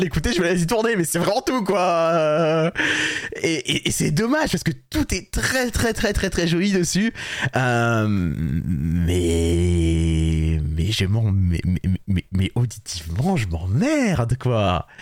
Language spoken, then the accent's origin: French; France; on est français